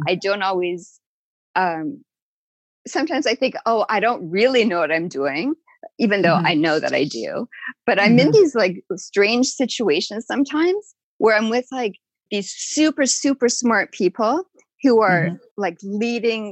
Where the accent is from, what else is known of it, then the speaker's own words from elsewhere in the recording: Winnipeg, Manitoba, Canada; I grew up in Winnipeg